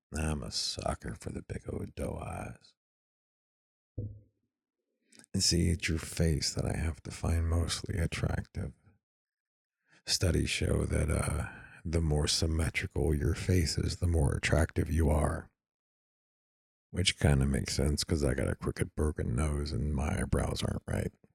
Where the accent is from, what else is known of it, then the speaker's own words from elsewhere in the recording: East Texas, United States; I'm from East Texas